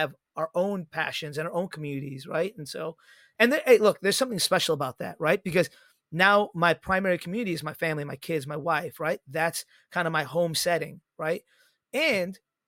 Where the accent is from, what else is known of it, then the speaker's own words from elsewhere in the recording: Chicago, Illinois, United States; my hometown Chicago Cubbies